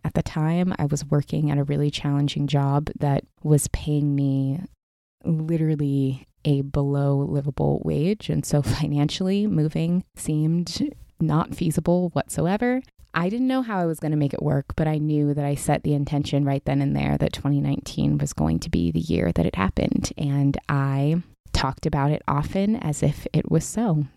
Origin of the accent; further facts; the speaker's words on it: Pacific Northwest, United States; moved away as an adult; now in Southern California, United States; I grew up in the Pacific Northwest, was born and raised there.